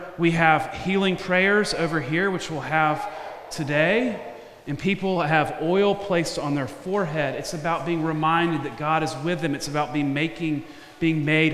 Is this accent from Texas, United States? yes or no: no; Memphis, Tennessee, United States; moved away; I went to my hometown of Memphis